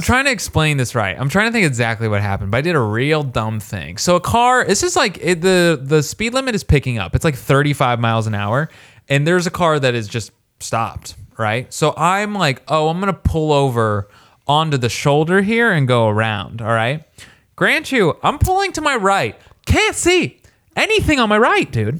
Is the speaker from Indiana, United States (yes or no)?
yes; Warsaw, Indiana, United States; I'm from Warsaw, Indiana